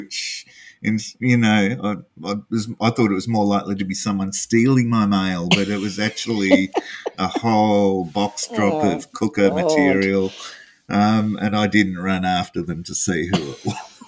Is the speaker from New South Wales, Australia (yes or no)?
yes; Hunter Valley, New South Wales, Australia; I'm from the Hunter Valley.